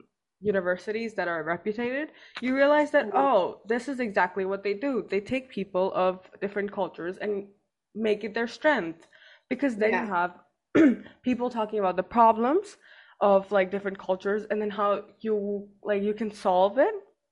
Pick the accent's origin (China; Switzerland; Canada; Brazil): China; like my passport says I'm Indian, but coming here, you know, you've lived all your life in China